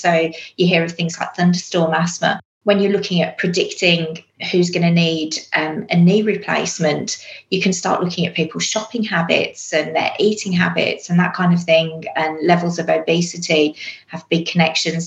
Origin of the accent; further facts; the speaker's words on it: England, United Kingdom; accent: English; moved away as an adult; now in Australia; you'll probably guess from the accent, I'm also English.